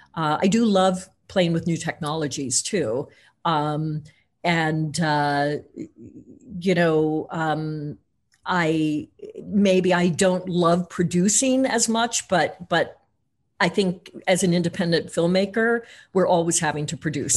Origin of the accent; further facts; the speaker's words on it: Missouri, United States; I grew up in Tornado Alley, um, in Missouri